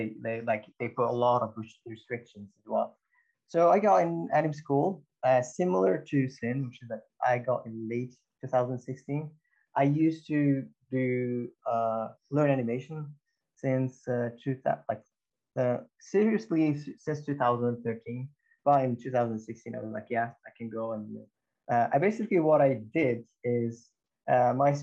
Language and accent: English; Morocco; moved away; I'm from Morocco.